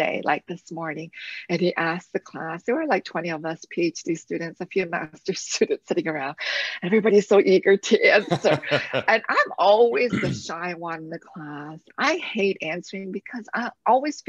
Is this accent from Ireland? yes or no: no; London, Ontario, Canada; I grew up in London, Ontario, where we said the Lord's Prayer every morning